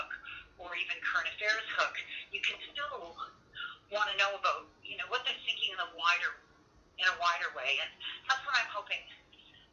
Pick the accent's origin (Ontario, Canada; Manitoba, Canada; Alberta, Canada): Ontario, Canada; Windsor; moved away as an adult; I grew up in Windsor